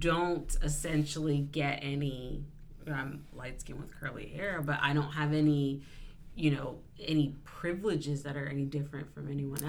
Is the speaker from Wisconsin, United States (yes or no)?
no; Columbia, Maryland, United States; growing up in Colombia, I mean, there was a white mama club. I mean, there was so many of us. It was like every other, you know, like there were so many mixed kids.